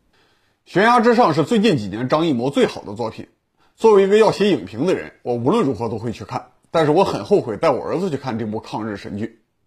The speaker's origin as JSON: {"language": "Chinese", "town": "Pingquan", "region": "Hebei", "country": "China", "tie": "born or raised there", "said": "我的家乡河北平原是在长城之外"}